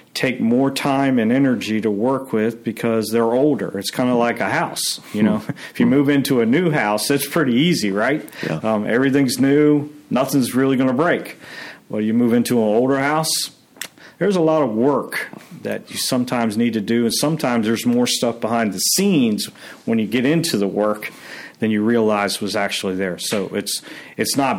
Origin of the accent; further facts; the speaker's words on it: Maryland, United States; moved away; also born or lived in Pennsylvania / New York; I'm a native of the Northeast. I grew up in Maryland